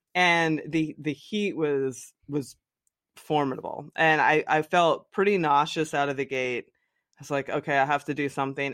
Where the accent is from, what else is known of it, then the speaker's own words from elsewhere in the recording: the Poconos, Pennsylvania, United States; I grew up in the Poconos in Pennsylvania, just like a little coal town.